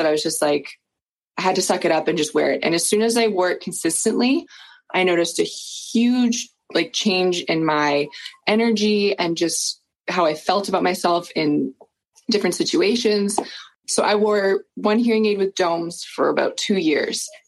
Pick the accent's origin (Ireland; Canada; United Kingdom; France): Canada; Peterborough, Ontario; I'm from Peterborough, Ontario.